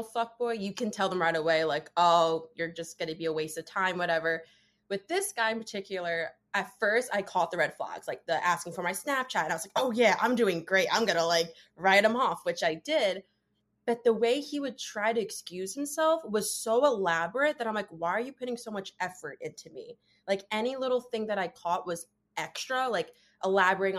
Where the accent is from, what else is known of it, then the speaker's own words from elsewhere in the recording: New Jersey, United States; I am 24. I am from New Jersey